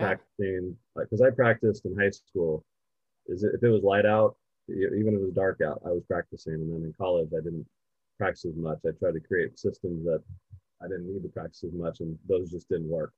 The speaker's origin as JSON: {"language": "English", "town": "Poway", "region": "California", "country": "United States", "said": "I'm from Poway"}